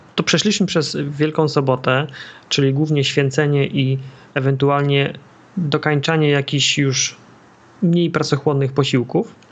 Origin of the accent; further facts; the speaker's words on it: Masovian Voivodeship, Poland; Ja się wychowałem w centralnym Mazowszu